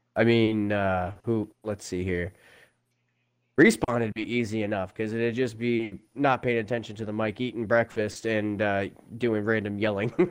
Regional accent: Prince Edward Island, Canada; I come from Canada in a province, not a state, called Prince Edward Island uh, on the East Coast

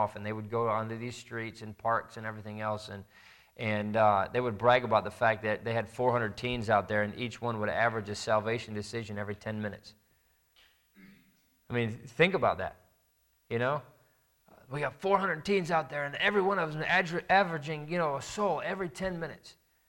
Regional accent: Indiana, United States; I grew up in Indiana, and there was a large church that was near us

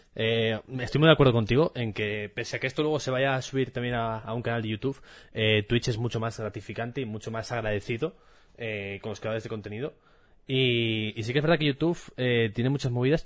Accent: Asturias, Spain; moved away as an adult; also born or lived in Seville; me mudé de Asturias, mejor dicho, hace seis años y me fui a estudiar a Sevilla. Y allí en, en Sevilla descubrí que había muchas expresiones de mi día a día que solo se utilizaban en Asturias

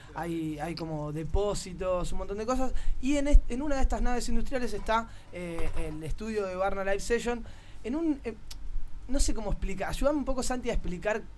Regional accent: Argentina; now in Barcelona, Spain; a uno como argentino

